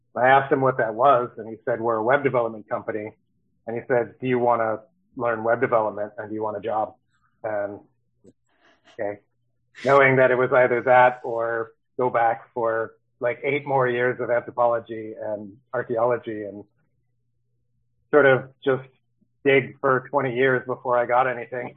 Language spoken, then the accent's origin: English; Baltimore, Maryland, United States; moved away as an adult; also born or lived in Los Angeles, California; now in San Diego, United States; I moved out here from Baltimore, Maryland, uh, where I grew up and lived for all but four years when I was in college in LA.